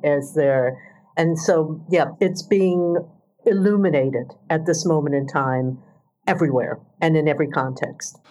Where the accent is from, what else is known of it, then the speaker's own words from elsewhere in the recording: United States; moved away as an adult; also born or lived in United Kingdom / Singapore; I grew up in the United States